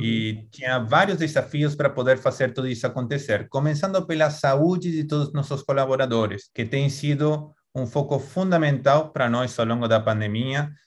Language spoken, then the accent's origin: Portuguese; Argentina; accent: Argentine; Portuguese is a second language; moved away as an adult; now in Brazil; sou argentino, dá para ver por meu sotaque